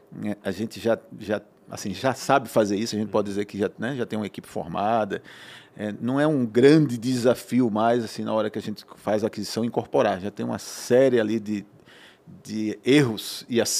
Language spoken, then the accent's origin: Portuguese; Recife, Pernambuco, Brazil; moved away; Sou pernambucano, né?